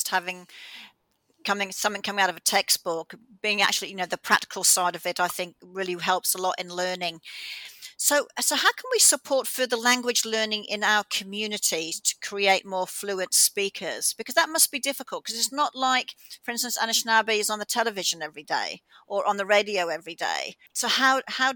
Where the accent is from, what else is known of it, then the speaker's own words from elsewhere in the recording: Australia; being Australian